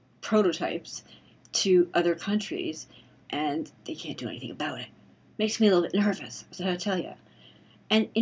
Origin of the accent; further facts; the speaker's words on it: Canada; I'm Canadian